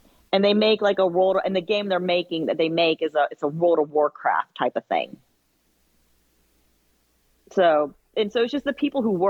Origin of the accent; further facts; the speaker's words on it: Georgia, United States; I'm from Georgia